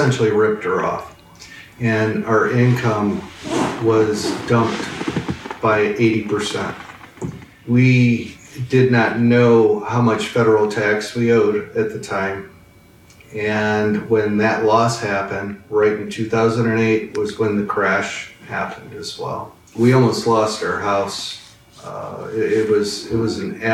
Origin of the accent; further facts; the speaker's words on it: Lorain, Ohio, United States; Growing up in Lorain, when I was 7, 8 years old